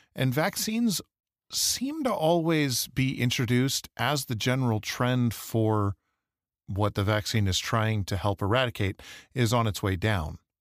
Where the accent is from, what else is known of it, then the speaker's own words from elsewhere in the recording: Michigan, United States; now in Idaho, United States; Growing up in Michigan